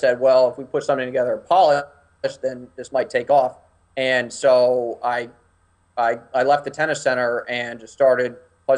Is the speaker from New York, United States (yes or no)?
no; Washington, District of Columbia, United States; I'm from Washington, D.C., so everybody works in politics.